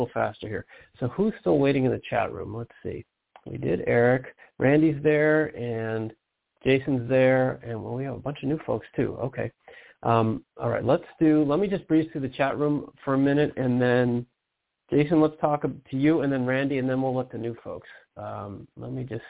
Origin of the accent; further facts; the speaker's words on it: Detroit, Michigan, United States; moved away; I'm from Detroit